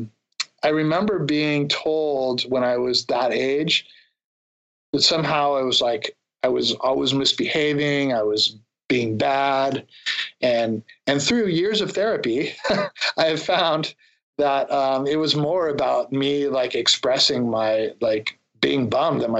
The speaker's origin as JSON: {"language": "English", "town": "San Diego", "region": "California", "country": "United States", "tie": "born or raised there", "said": "I grew up in San Diego"}